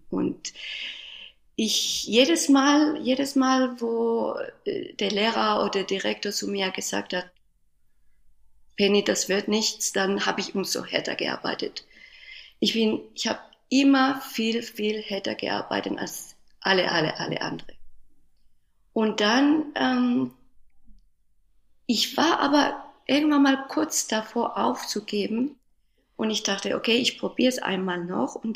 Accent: Spain; born there; German is a second language; ich bin in Spanien geboren

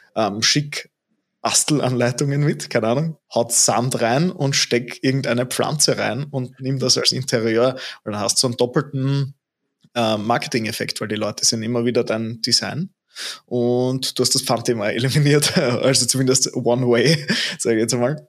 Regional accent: Austria; bei uns in Österreich

